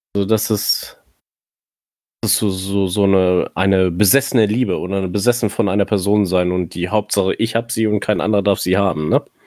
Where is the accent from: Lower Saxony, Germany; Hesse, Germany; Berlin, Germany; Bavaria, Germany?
Lower Saxony, Germany; near Hanover; ich komme aus der Nähe von Hannover.